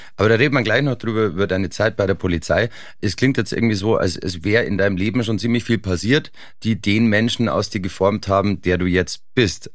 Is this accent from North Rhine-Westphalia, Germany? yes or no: no; Oberland, Bavaria, Germany; Ich bin im Oberland aufgewachsen.